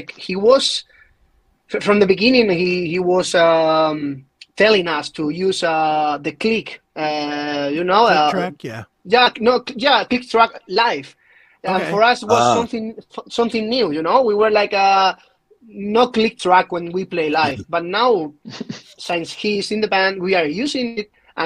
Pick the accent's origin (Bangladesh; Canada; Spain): Spain; English is a second language; also born or lived in Madrid; I am from Spain.